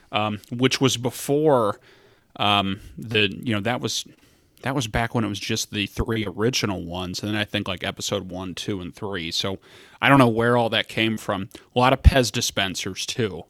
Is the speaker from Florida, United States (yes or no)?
no; Fort Thomas, Kentucky, United States; now in Ohio, United States; the home that I grew up in in Fort Thomas, Kentucky